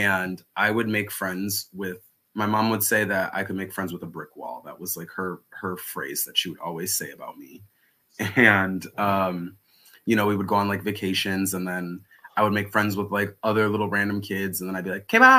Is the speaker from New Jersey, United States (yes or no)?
no; Milwaukee, Wisconsin, United States; moved away as an adult; also born or lived in Los Angeles, United States; now in New York, United States; originally I am from Milwaukee, Wisconsin. So that's where I grew up